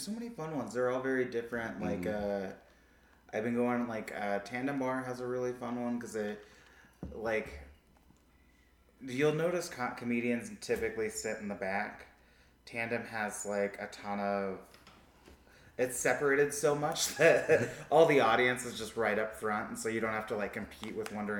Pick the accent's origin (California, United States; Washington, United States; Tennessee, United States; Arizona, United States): Washington, United States; Seattle; now in Denver, United States